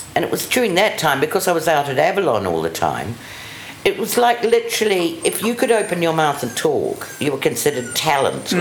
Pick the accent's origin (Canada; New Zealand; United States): New Zealand; accent: RP; moved away as an adult; also born or lived in London, United Kingdom; I'm from New Zealand.